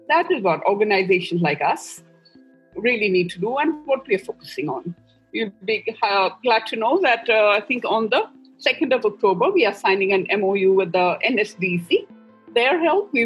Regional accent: Northeast India, India; I'm from the Northeast

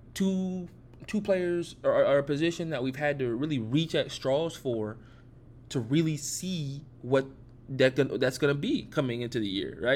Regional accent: Atlanta, Georgia, United States; born and raised in Atlanta, Georgia

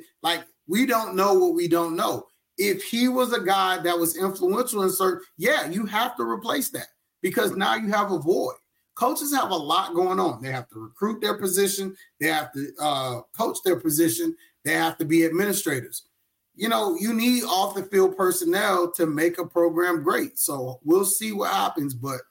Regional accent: the South, United States; hey, man, you're from the Northeast, I'm from the South.

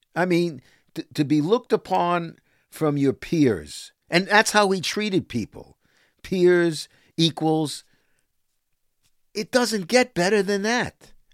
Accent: New York City, New York, United States; I'm from Brooklyn.

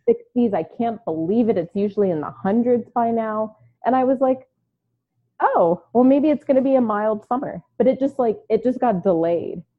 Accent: Baltimore, Maryland, United States; also born or lived in New York / Houston; now in Arizona, United States; I was born in Baltimore. I lived in New York, lived in Houston for a while

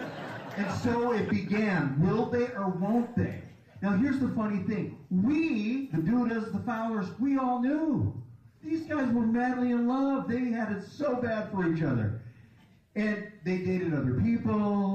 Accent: Michigan, United States; moved away as an adult; In 2004, we moved to Michigan, my home state

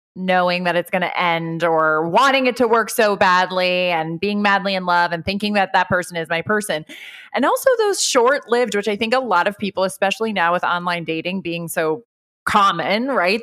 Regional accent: Ireland; I grew up Irish Catholic. I'm from Ireland. I'm 100% Irish

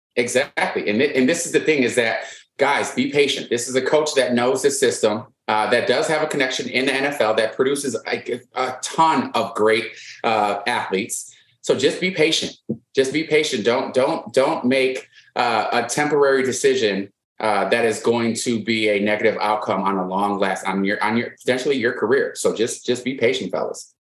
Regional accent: Wisconsin, United States; I'm from Wisconsin

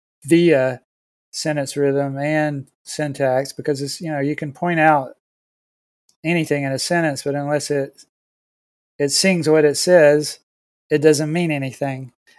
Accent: Siler City, North Carolina, United States; born there; I was born in Siler City.

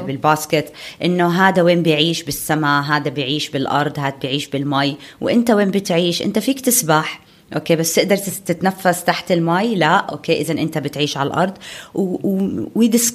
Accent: Amman Governorate, Jordan; عندنا بعمان

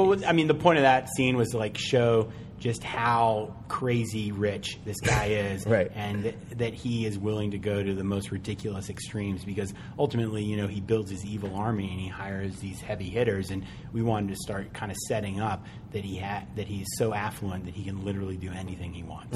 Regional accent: Charlottesville, Virginia, United States; I am from Charlottesville, Virginia.

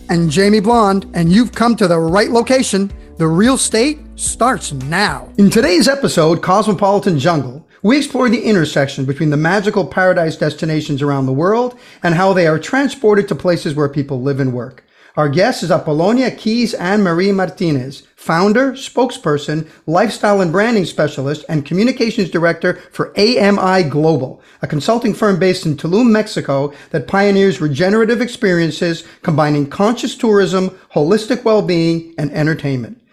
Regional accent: Brazil; moved away; I grew up in Brazil

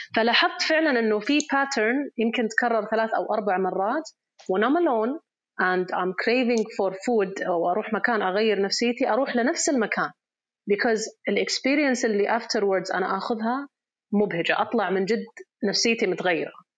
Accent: Riyadh Province, Saudi Arabia; احنا شخصيا في في الريجن عندنا في الرياض

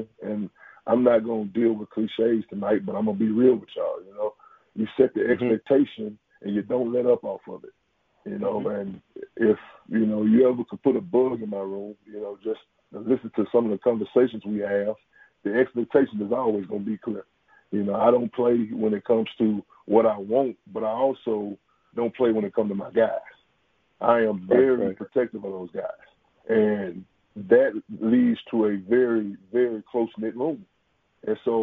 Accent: Jackson, Mississippi, United States; I'm from Jackson. I was, you know, born and raised here

